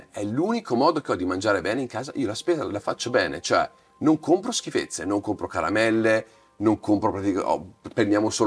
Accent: Veneto, Italy; non fumo bere da Veneto, mi toglierete la cittadinanza veneta, ma ormai non bevo più tanto

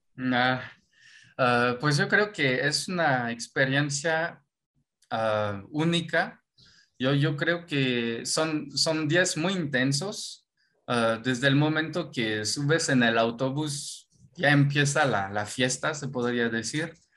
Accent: Normandy, France; Spanish is a second language; moved away as an adult; now in Mexico; yo soy de Normandía, Normandía, Francia

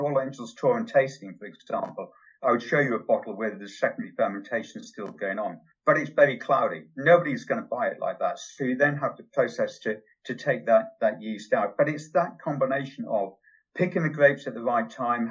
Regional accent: Yorkshire and the Humber, United Kingdom; now in Newbury, United Kingdom; Where I was brought up in Yorkshire, I was never allowed to watch television. I was sent out on the moors with the dogs

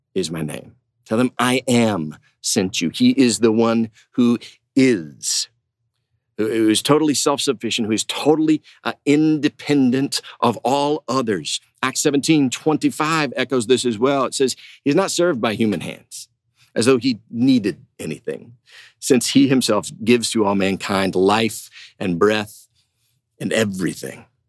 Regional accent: Huntington, West Virginia, United States; I went to uh, Marshall University up in West Virginia, in my hometown

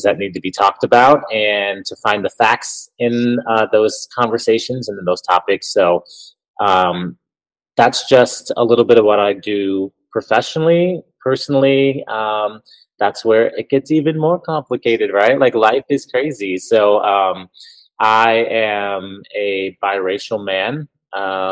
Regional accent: Elgin, Illinois, United States; moved away as an adult; also born or lived in Quad Cities; now in Milwaukee, United States; I'm from the Chicago suburb of Elgin, Illinois

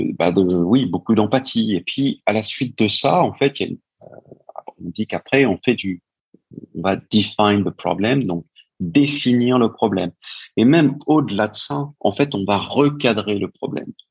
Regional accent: France; also born or lived in New York, United States; je suis français

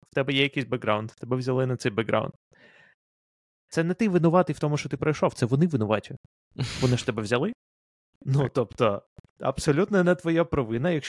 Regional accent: Ukraine; коли я з України пройшов інтерв'ю в Амазон

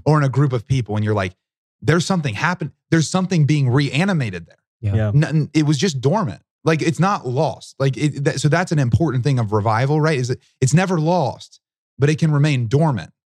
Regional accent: Southern Ohio, United States; I'm from Southern Ohio, which is very much in the Bible Belt

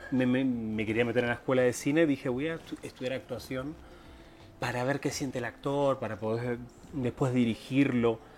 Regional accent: Buenos Aires, Argentina; moved away as an adult; now in Mexico; Soy de Argentina, Buenos Aires, eh, zona norte. No sé si conociste zona norte, es una como chendo para Tigre ahí, todo eso zona norte.

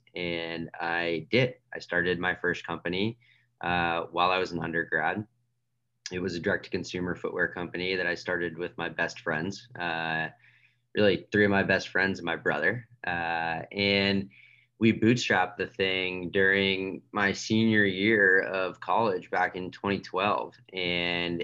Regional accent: outside of Boston, Massachusetts, United States; I grew up outside of Boston

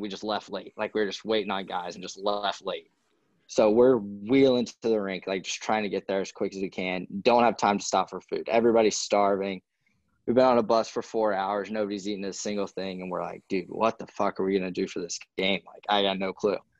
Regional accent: North Carolina, United States; growing up in North Carolina

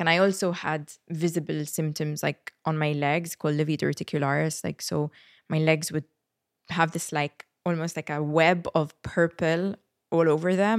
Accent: Malta; moved away as an adult; when I moved away from Malta

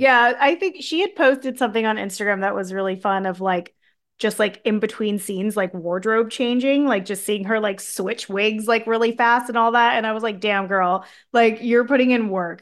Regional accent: San Diego, California, United States; I'm from San Diego

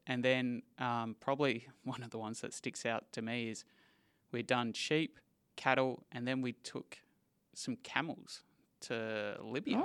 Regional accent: Perth, Western Australia, Australia; I am born and raised in Perth

